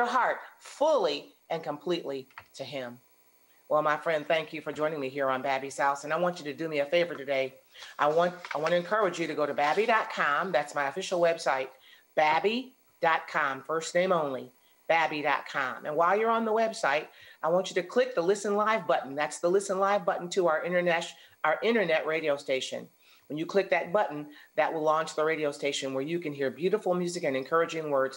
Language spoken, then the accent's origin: English; outside of Detroit, Michigan, United States; I grew up outside of Detroit, Michigan